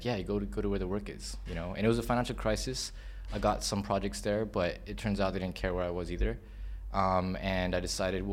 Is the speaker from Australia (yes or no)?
no; Hong Kong; also born or lived in United States; I came to Hong Kong when I was 7 years old in 92